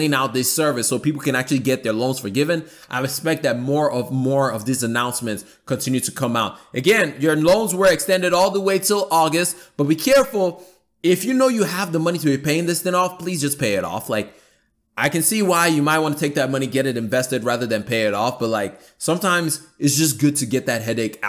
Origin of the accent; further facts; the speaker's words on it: Atlanta, Georgia, United States; my hometown where I live, Atlanta